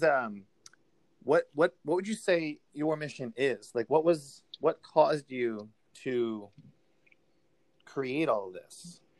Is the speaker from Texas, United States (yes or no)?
yes; Pearland, Texas, United States; also born or lived in Houston, Texas; I remember when I moved to Houston, from like I was from Pearland, and then which is, you know, like 20 minutes south of Houston. But I moved into the Montrose area of Houston